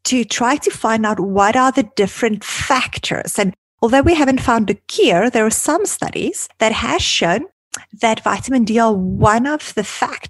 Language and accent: English; South Africa; now in Toronto, Canada; growing up in South Africa